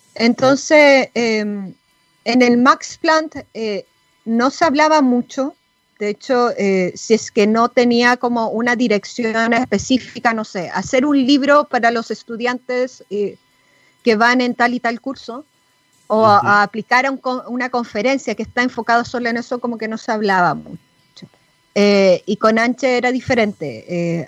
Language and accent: Spanish; Chile; moved away; nosotros como chilenas en el extranjero no podemos votar